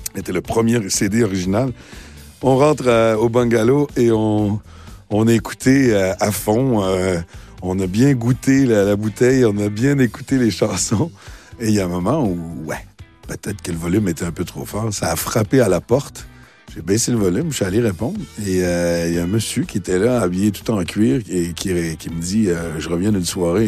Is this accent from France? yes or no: no; Quebec, Canada; accent: québécois; excusez mon accent québécois, mais j'ai pas envie de le perdre